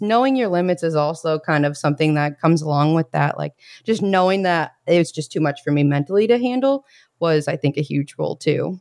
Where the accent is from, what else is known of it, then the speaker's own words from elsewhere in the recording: Bloomington, Indiana, United States; moved away as an adult; I am from Bloomington, Indiana